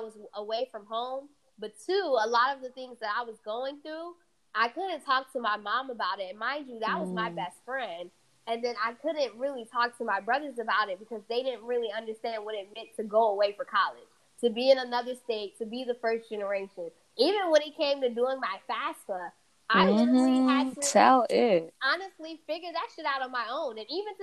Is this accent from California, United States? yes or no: no; Atlanta, Georgia, United States; first language Fula; English is a second language; moved away; also born or lived in New York; I grew up in Atlanta, Georgia. Originally born in New York